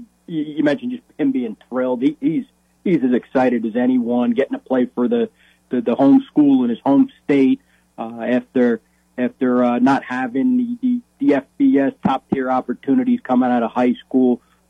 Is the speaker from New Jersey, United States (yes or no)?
yes; central New Jersey, United States; accent: Jersey; I'm from Jersey, so you're not too far off. I'm from the more central part of the state, Princeton, New Brunswick, South Brunswick area by Rutgers and Princeton. So that's kind of where I'm from.